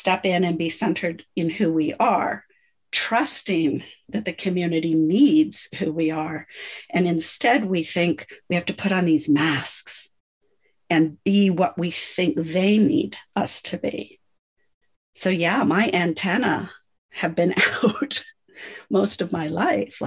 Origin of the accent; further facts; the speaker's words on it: United States; I come from the States.